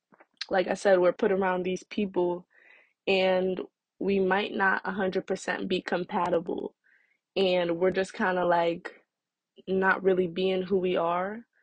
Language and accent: English; New Jersey, United States; I'm from Jersey. I'm in high school